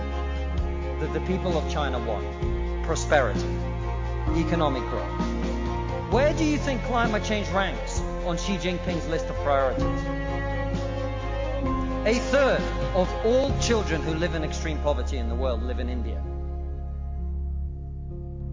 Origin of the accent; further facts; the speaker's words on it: Russia; now in United Kingdom; I come from Russia, which is not a poor country.